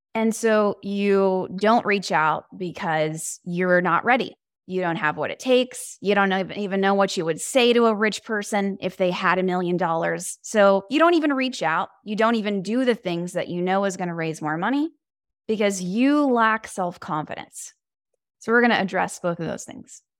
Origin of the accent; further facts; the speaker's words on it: Houston, Texas, United States; now in Los Angeles, United States; I am from Houston, Texas